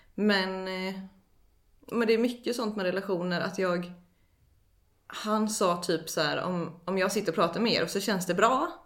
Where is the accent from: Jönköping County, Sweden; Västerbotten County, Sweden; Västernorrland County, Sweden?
Jönköping County, Sweden; Eksjö; jag är uppväxt i Eksjö.